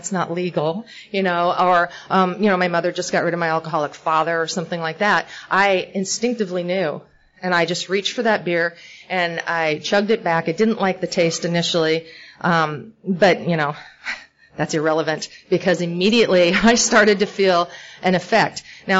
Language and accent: English; California, United States; born there; I was born in Northern California, and my dad's alcoholic.